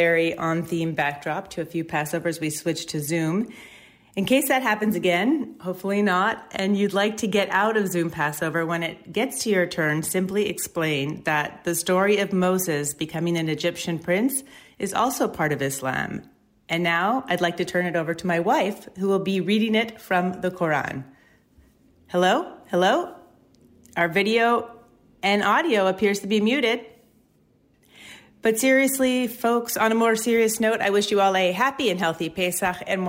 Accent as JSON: {"language": "English", "town": "Montreal", "region": "Quebec", "country": "Canada", "moved": "yes", "lives_now": "New York, United States", "said": "I'm a comedian from Montreal, now living in New York"}